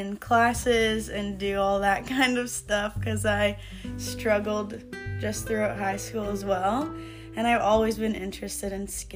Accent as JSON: {"language": "English", "town": "Oakburn", "region": "Manitoba", "country": "Canada", "tie": "born or raised there", "also_born_or_lived": "Winnipeg, Canada", "lives_now": "Deloraine, Canada", "said": "I grew up in Oakburn, Manitoba, and I went to school in Shoal Lake"}